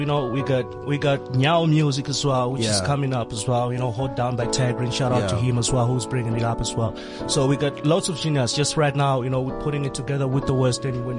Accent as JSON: {"language": "English", "country": "Malawi", "moved": "yes", "said": "all the way from the warm heart of Africa, Malawi."}